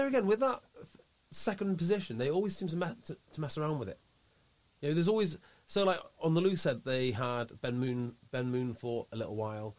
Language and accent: English; Welsh, Wales, United Kingdom; I'm Welsh.